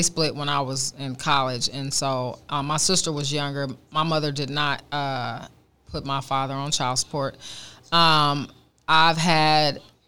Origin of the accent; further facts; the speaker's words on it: Oakland, California, United States; born and raised in Oakland